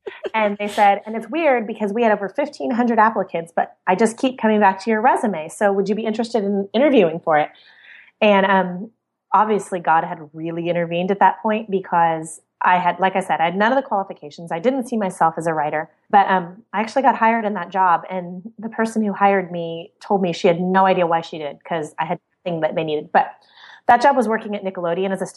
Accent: Central Oregon, United States; I grew up in Central Oregon, which was wonderful

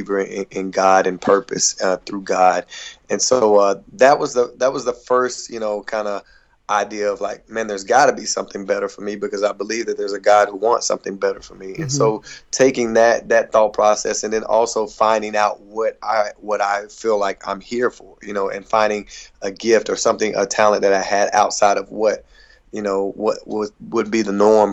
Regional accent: Hickory, North Carolina, United States; I'm originally from Hickory, North Carolina

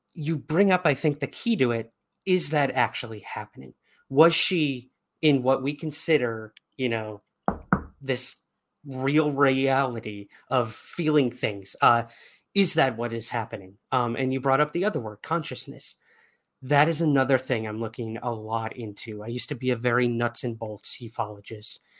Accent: New York City, New York, United States; being a New Yorker

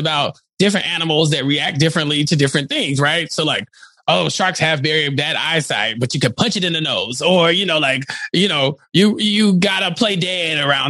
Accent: Texas, United States; as a Texan

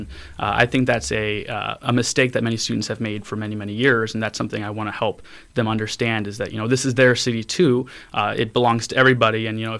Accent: Valparaiso, Indiana, United States; Valparaiso, Indiana. We were part of more of the county. We were annexed.

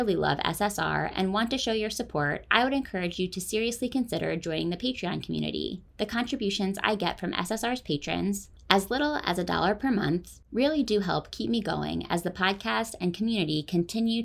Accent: Philadelphia, Pennsylvania, United States; My hometown paper, the Philadelphia Inquirer

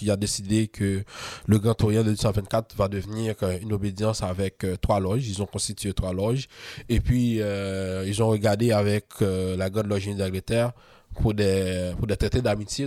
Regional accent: Haiti; moved away as an adult; now in Quebec, Canada; on est beaucoup d'Haïtiens hein, à être mm. franc-maçon

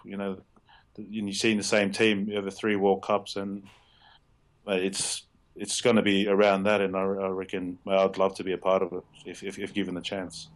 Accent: Australia; moved away as an adult; now in Northampton, United Kingdom; They just know me as the Aussie around here

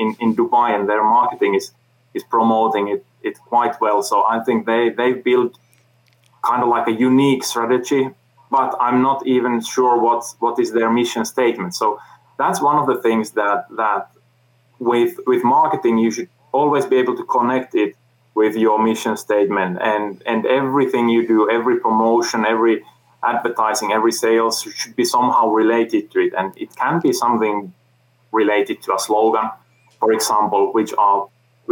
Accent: Finland; I come from Finland

